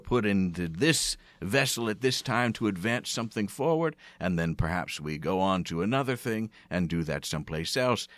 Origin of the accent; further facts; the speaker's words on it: outside of Philadelphia, Pennsylvania, United States; moved away; also born or lived in Bryn Mawr / Providence, Rhode Island; I grew up outside of Philadelphia